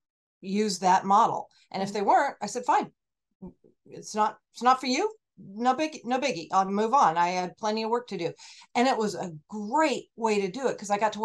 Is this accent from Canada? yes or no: no; Oregon, United States; moved away as an adult; also born or lived in California; now in Portland, United States; I'm from Oregon. I just moved here.